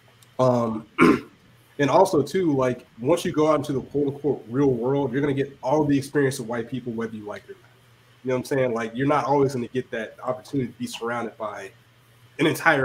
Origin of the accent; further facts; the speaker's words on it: Georgia, United States; growing up in Georgia